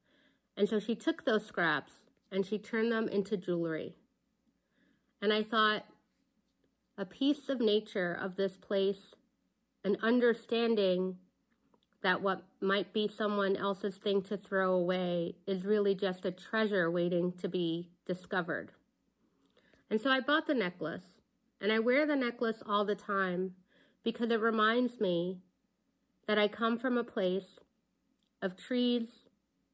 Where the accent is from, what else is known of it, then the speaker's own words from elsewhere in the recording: New York City, New York, United States; I'm a New Yorker, Puerto Rican, and Dominican